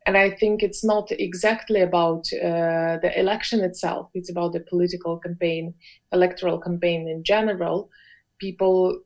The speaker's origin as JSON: {"language": "English", "country": "Belarus", "tie": "born or raised there", "said": "I grew up in Belarus"}